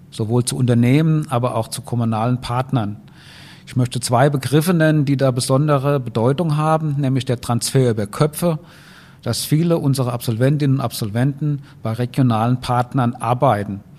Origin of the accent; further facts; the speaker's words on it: Rhineland-Palatinate, Germany; Ich bin eigentlich Rheinland-Pfälzer, aber die Tischlaute in Hessen und Rheinland-Pfalz sind sehr ähnlich, deswegen fällt es heute keine mehr auf.